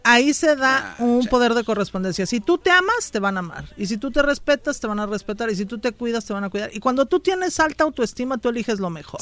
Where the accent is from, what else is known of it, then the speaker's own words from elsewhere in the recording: Mexico City, Mexico; del DF. Mi papá era de Morelos